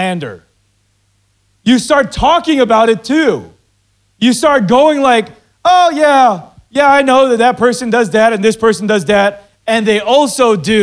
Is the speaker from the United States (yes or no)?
no; Philippines; I'm Filipino